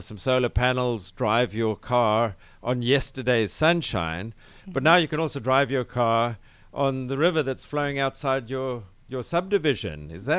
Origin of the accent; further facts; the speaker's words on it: Cape Town, Western Cape, South Africa; moved away as an adult; You can tell from my accent, I'm not originally from here, originally from Cape Town mm-hmm. in South Africa, but been here for some 25 years building a succession of technology businesses.